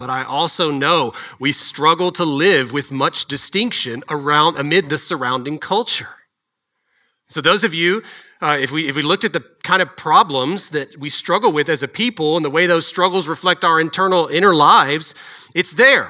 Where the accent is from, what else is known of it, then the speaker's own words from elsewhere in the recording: Dallas, Texas, United States; I grew up in Texas. I grew up in DFW.